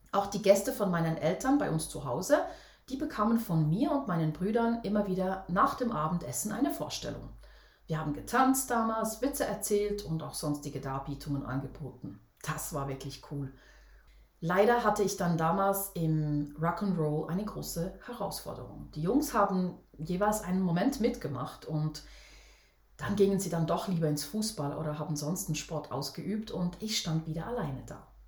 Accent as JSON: {"language": "German", "country": "Switzerland", "said": "Für mich als Schweizer Mädchen war das damals echt ein riesengroßes Vorbild."}